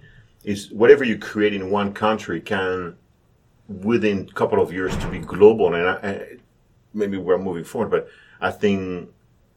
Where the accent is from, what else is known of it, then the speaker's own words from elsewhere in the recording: France; now in United States; I'm originally from France, but I was telling my students this morning that I have spent more time my life here in the U.S. than I've in France